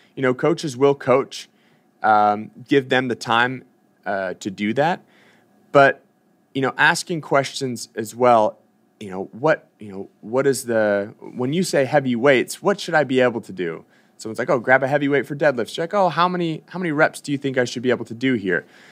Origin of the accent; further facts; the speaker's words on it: Boston, Massachusetts, United States; moved away; I'm from Boston. I used to train at Reebok CrossFit One.